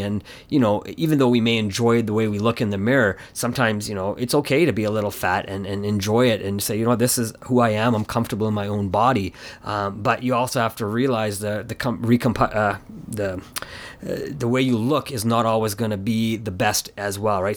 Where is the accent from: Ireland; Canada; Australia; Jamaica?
Canada; my parents had moved from, uh, in, Ca, India to Canada, and my, and I was born here in Canada